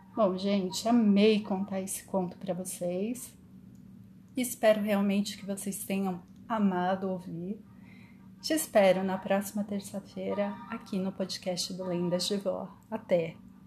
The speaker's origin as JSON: {"language": "Portuguese", "region": "São Paulo", "country": "Brazil", "said": "Eu sou paulistana e amo é a cidade que eu moro"}